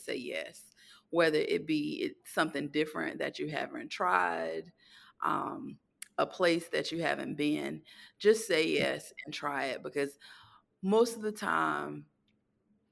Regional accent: Durham, North Carolina, United States; moved away as an adult; also born or lived in Atlanta, Georgia; I'm from Durham, North Carolina. I grew up the youngest of four siblings

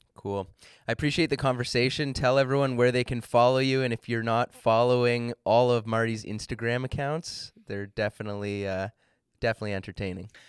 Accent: Ontario, Canada; I'm from Ontario

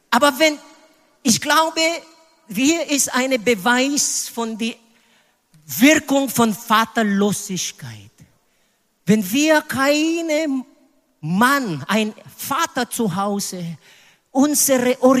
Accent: Philippines; German is a second language; Candy war eine Straßenkind auf den Philippinen. Leider in meiner Heimat es gibt Straßenleute und Straßenkinder.

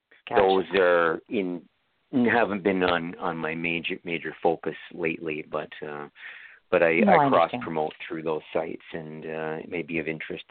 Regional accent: Canada; And this is why I'm Canadian, I know it.

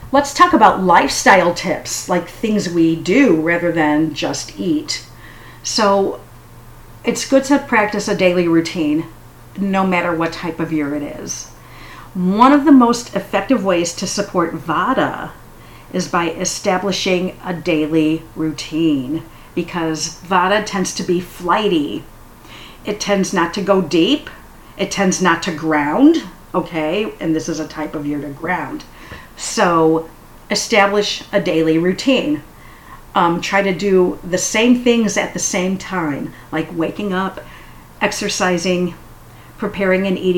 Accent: United States; I love ice in a drink. I'm very American that way.

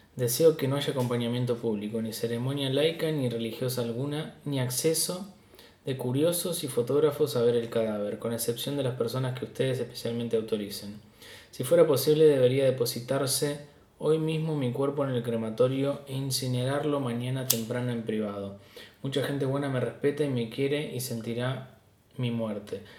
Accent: Argentina

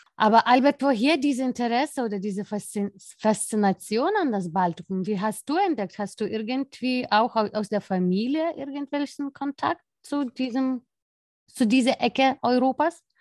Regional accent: Lithuania; mein Heimatland

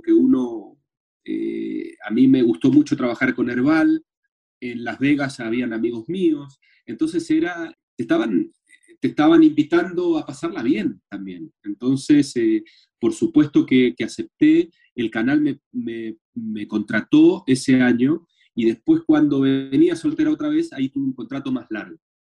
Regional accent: Argentina; now in Chile; soy actor argentino

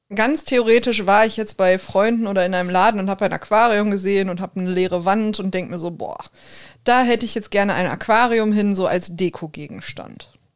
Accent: Ruhr area, North Rhine-Westphalia, Germany; accent: Ruhrpott; first language German

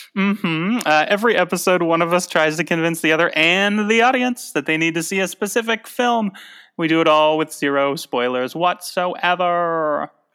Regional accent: Tucson, Arizona, United States; moved away; when I was a kid growing up in Tucson

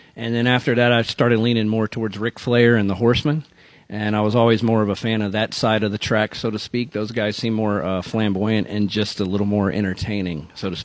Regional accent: Norfolk, Virginia, United States; I grew up in Norfolk, Virginia, so I was in Crockett territory.

